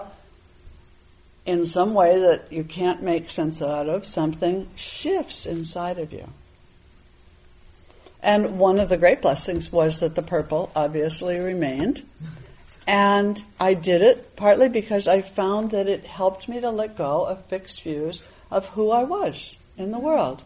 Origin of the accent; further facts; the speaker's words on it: New England, United States; a Buddhist meditation teacher, you know, growing up in New England